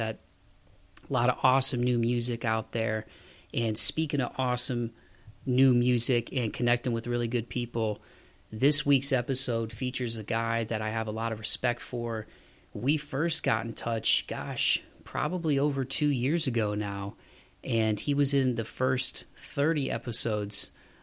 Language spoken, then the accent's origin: English; Ohio, United States; I'm from Ohio